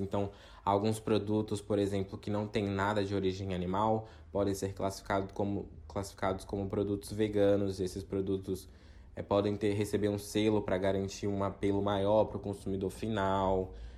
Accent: Itamaraju, Bahia, Brazil; moved away as an adult; now in São Paulo, Brazil; nasci, cresci, fui criado é, em Itamaraju, aqui no extremo sul da Bahia

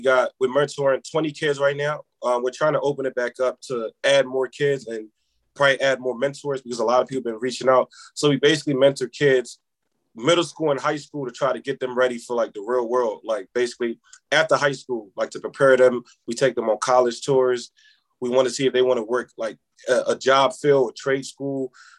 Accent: Senegal; I'm from Senegal, by the way. So last year, I also went back home to Senegal. We was able to feed 1,000 people in my village back home.

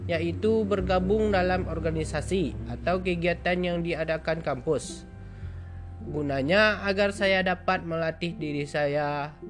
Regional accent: West Sumatra, Indonesia; now in Lampung, Indonesia; Saya berasal dari Sumatera Barat yang lebih tepatnya di Kabupaten Solok Selatan.

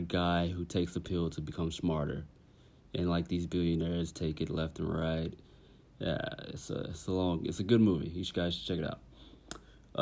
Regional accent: Tennessee, United States; I'm from Tennessee

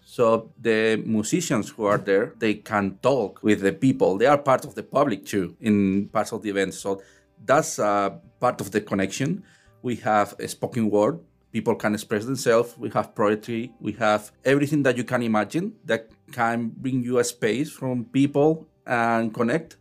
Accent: Spain; now in Newfoundland, Canada; I'm from Spain

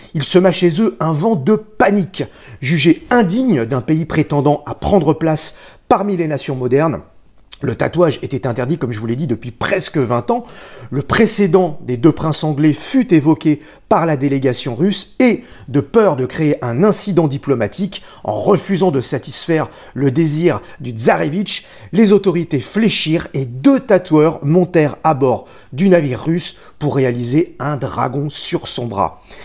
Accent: France; accent: banlieusard; mon accent de banlieusard

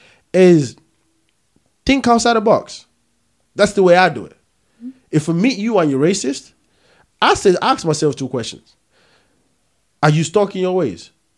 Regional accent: Nigeria; also born or lived in Peckham, London; now in London, United Kingdom; I'm from Nigeria.

